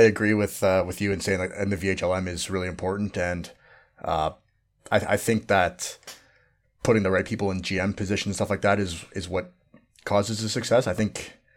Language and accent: English; Canada; now in Australia; everyone just thinks I'm Canadian